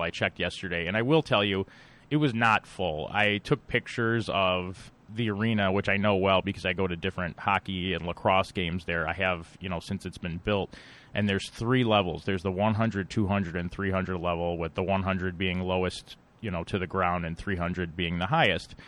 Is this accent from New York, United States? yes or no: yes; Buffalo, New York, United States; Buffalo, which I know well because it's my hometown. I still live here